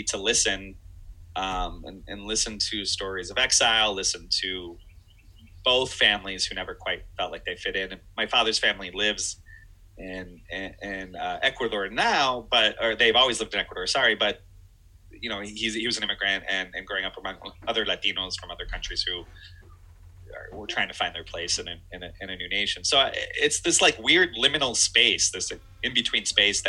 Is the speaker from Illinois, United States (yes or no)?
yes; Chicago, Illinois, United States; growing up in Chicago